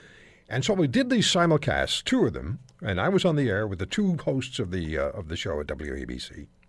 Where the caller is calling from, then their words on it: Toronto, Ontario, Canada; I'm calling from Canada. I'm a broadcaster in Toronto and Hamilton.